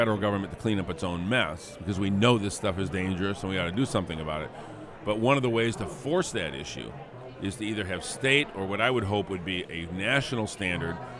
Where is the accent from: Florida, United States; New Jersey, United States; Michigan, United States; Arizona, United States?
Michigan, United States; Flint; my hometown of Flint